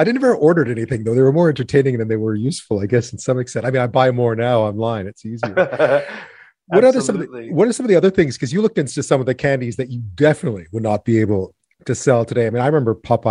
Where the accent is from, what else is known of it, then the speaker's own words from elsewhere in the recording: Montreal, Quebec, Canada; I grew up in Montreal when Big League Chew came out.